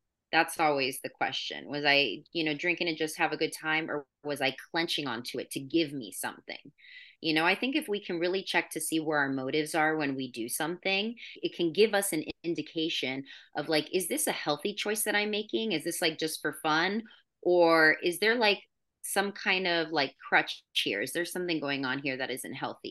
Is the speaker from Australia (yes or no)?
no; Florida, United States; also born or lived in New York / California; now in San Luis Obispo, United States; I'm from Florida